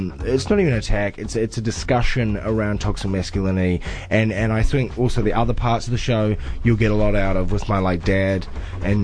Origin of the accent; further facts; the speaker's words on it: New Zealand; as a Kiwi bloke